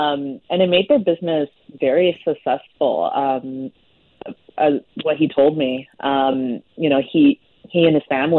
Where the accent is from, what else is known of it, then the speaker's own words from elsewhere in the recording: Taiwan; now in Calgary, Canada; I lived in Taiwan for 15 years. I basically grew up there.